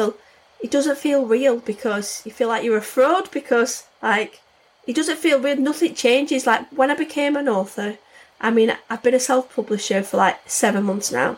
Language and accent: English; the north of England, United Kingdom; accent: northern; I've got a northern accent